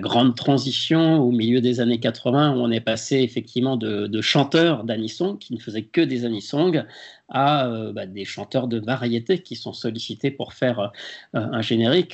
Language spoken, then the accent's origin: French; Lyon, Auvergne-Rhône-Alpes, France; moved away as an adult; now in Paris, France; j'étais même encore à Lyon parce que je suis originaire de Lyon et ce n'est qu'au bout d'un an que je suis monté à Paris